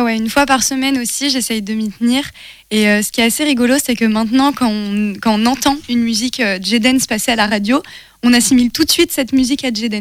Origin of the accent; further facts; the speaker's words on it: Le Mans, Pays de la Loire, France; je viens bah, du Mans